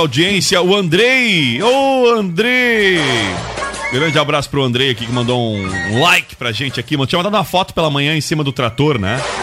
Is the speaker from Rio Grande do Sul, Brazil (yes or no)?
yes; Rio Grande do Sul, Brazil; ter nascido no Rio Grande do Sul